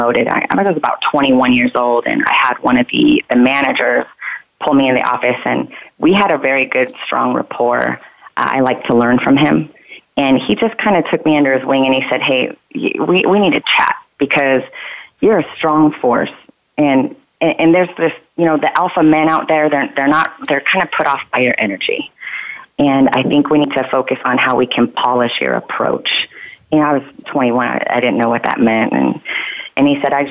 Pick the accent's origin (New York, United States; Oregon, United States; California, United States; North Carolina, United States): California, United States; Los Angeles; moved away as an adult; also born or lived in Arizona; I am from California. I was born and raised in California, Los Angeles